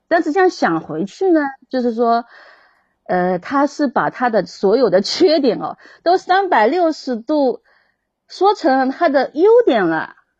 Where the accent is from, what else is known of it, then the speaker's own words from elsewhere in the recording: Zhejiang, China; 我是浙江的，按照浙江这边的风俗去办